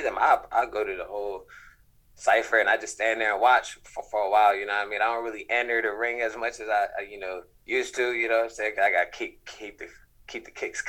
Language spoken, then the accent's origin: English; East Coast, United States; now in Los Angeles, United States; I'm from the East Coast